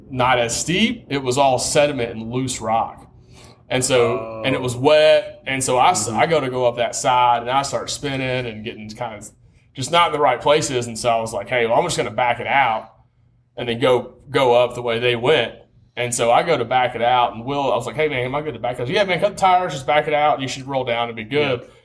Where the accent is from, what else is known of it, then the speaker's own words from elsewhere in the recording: Tennessee, United States; I'm from Tennessee, brother.